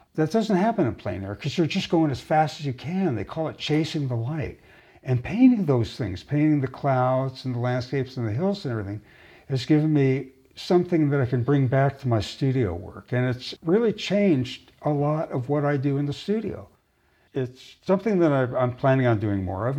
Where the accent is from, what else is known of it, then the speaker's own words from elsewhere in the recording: Los Angeles, California, United States; moved away as an adult; also born or lived in Palo Alto, California; now in Pacific Northwest, United States; I grew up in Los Angeles, in the San Fernando Valley